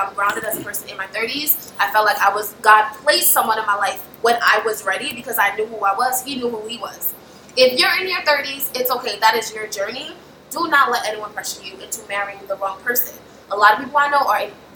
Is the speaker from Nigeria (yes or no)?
yes; Nigeria; as a Nigerian